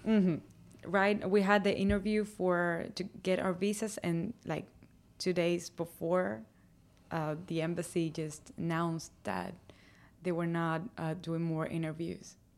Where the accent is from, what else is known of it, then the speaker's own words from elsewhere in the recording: Havana, Cuba; moved away as an adult; now in Nashville, United States; I was born in Havana